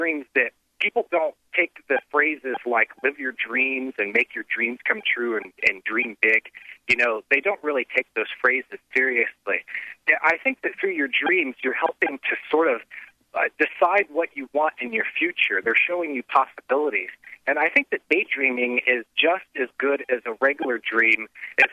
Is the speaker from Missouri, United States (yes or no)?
no; the Midwest, near Xenia, Ohio, United States; I grew up in the Midwest, and, you know, I was right outside of Xenia when the big tornadoes hit